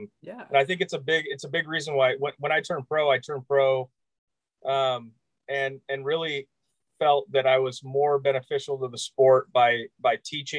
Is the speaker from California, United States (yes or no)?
yes; Napa, California, United States; I actually met Zach at Kennedy Golf Course here in Napa.